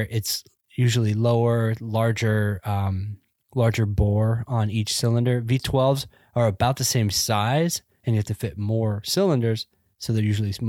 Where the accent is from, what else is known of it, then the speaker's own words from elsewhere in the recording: Georgia, United States; also born or lived in Phoenix, United States; I grew up in Georgia, so nope. And when I wasn't in Georgia, I lived in Phoenix.